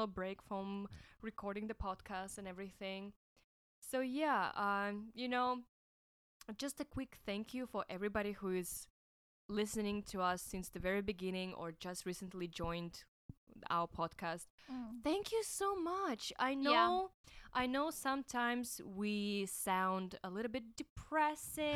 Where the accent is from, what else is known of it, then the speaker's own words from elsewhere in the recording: Russia; now in Hong Kong; I'm from Russia